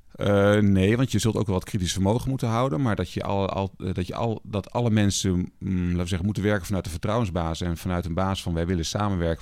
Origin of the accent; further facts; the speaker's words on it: Twente, Overijssel, Netherlands; moved away as an adult; also born or lived in Rotterdam; Ik ben opgegroeid in Twente, wat natuurlijk een hele veilige omgeving was voor mij